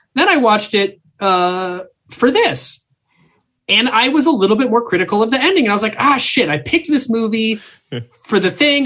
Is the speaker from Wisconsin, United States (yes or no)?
no; Minnesota, United States; I'm from Minnesota